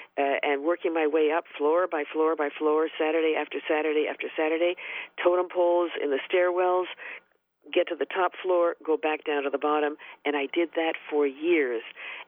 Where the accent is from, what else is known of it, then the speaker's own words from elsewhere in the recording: Toronto, Ontario, Canada; Well, my parents are born and raised in Poland, and I grew up in a Jewish immigrant neighborhood in downtown Toronto during the 1940s and the early 1950s.